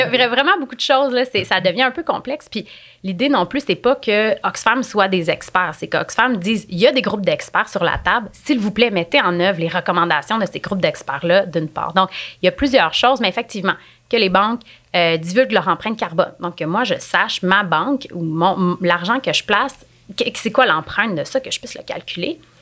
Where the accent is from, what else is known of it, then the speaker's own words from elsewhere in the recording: Quebec, Canada; en tant que Québécois, en tant que Canadiens